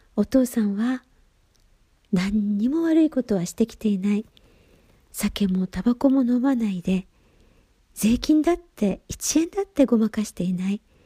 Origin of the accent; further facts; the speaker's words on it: Gifu, Japan; moved away as an adult; now in Nagasaki, Japan; 故郷岐阜県